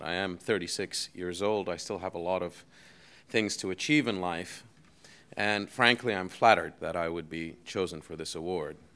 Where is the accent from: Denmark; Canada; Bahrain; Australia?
Bahrain; also born or lived in United States / Europe; I grew up in Bahrain, I went to high school in Bahrain